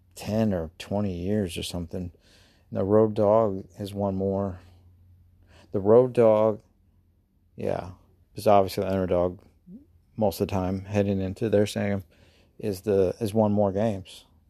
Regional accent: United States; accent: Southern, Midwest; My, uh, my Southern accent probably came, well, whatever, Midwest, Southern.

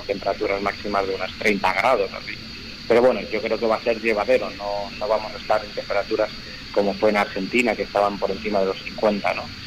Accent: Madrid, Community of Madrid, Spain; somos tres pilotos de Madrid

